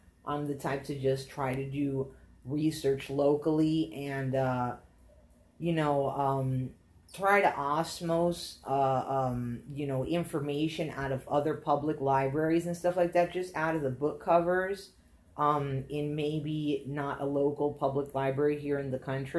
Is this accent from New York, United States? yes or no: no; Alabama, United States; listen, bro, we're from Alabama. We moved down here. I'm American, okay?